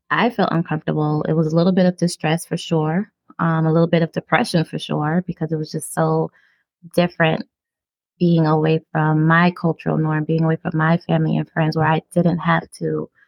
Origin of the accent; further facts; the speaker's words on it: Brooklyn, New York, United States; accent: Brooklyn; I started watering down my um my Brooklyn accent because I got tired of people talking about it. I got tired of it being a yeah. conversation. I got tired of like, oh, you're from New York